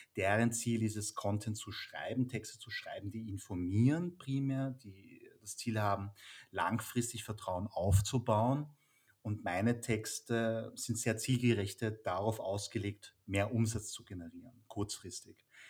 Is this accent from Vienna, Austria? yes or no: yes; Vienna, Austria; ich bin in Wien geboren und aufgewachsen